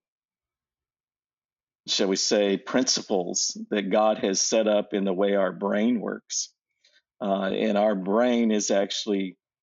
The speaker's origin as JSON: {"language": "English", "town": "Abilene", "region": "Texas", "country": "United States", "tie": "born or raised there", "also_born_or_lived": "Colorado", "moved": "as an adult", "said": "I'm from Abilene, Texas. And though I lived my teen years in Colorado, and most of my life, though, I was in Abilene"}